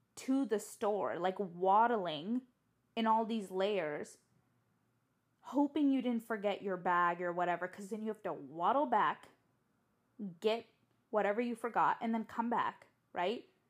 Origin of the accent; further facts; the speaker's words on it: San Diego, California, United States; moved away as an adult; also born or lived in Tokyo, Japan; now in Baltimore, United States; I was born and raised in San Diego